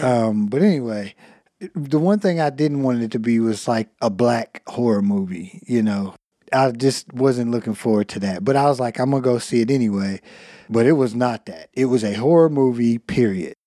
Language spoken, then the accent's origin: English; United States